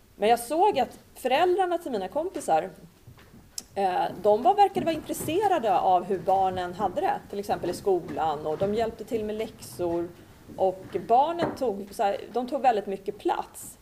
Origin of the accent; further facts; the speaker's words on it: Sweden; moved away as an adult; also born or lived in Cyprus; flyttade ut i en lägenhet i en förort och min mamma blev hemmafru. Och eh, den här miljön då som jag växte upp i med mina syskon